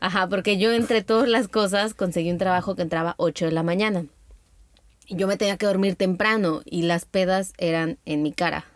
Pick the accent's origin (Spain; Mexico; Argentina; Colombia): Mexico; entre mexicanos